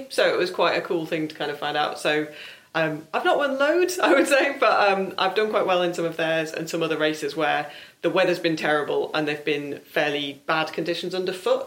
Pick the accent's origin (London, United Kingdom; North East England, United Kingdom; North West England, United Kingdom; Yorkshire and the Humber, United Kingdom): North West England, United Kingdom; South Lakes; I'm from the South Lakes